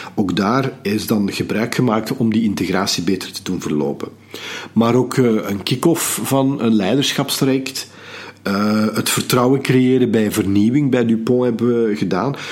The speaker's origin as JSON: {"language": "Dutch", "country": "Belgium", "said": "we zijn als Belgen"}